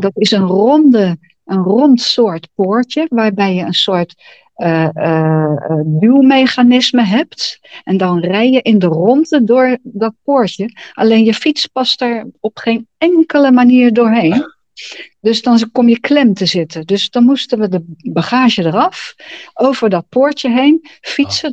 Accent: Netherlands; also born or lived in Pijnacker

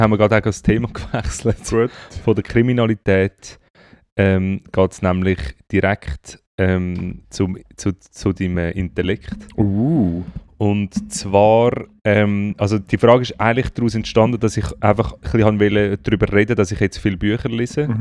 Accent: Zurich, Switzerland; wir sind ja beide in Zürich aufgewachsen

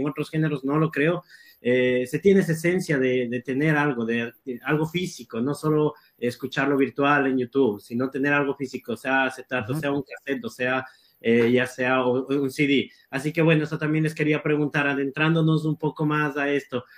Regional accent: Ecuador; las personas que nacimos con el, eh, en Ecuador

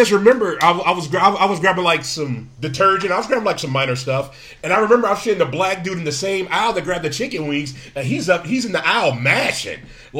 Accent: Gary, Indiana, United States; now in Minnesota, United States; I'm from Gary, Indiana.

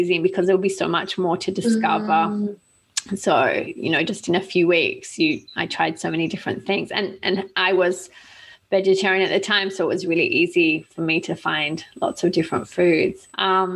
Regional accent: Australia; I'm Australian

